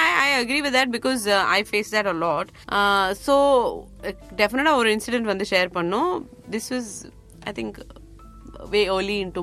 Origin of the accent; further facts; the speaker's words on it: Bangalore, Karnataka, India; first language Tamil; moved away; நான் வந்து பிறந்து வளர்ந்ததெல்லாம் வந்து பெங்களூர் ஸோ என்னுடைய மதர் டங் வந்து தமிழ்